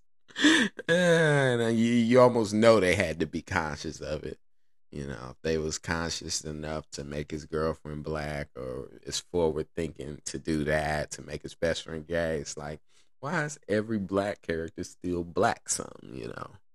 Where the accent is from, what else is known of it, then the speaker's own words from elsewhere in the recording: Indiana, United States; God bless Indiana, I'm from there